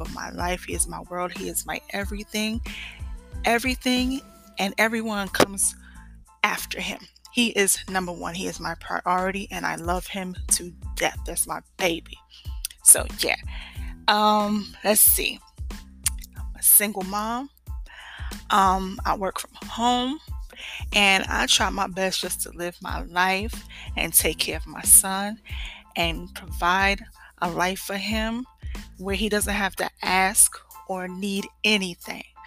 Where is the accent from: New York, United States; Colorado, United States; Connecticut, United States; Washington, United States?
New York, United States; moved away as an adult; now in Georgia, United States; I'm from New York, okay? Born and raised.